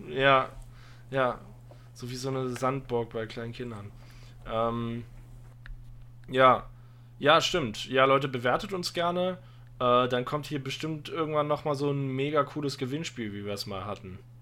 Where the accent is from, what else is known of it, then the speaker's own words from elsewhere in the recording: Aachen area, North Rhine-Westphalia, Germany; ich komme aus der Gegend Aachen. Also Aachen ist die nächste Stadt bei mir. Äh, ich, ich habe zwischen der Eifel und Aachen gewohnt. Äh, Aachen ist quasi Heimat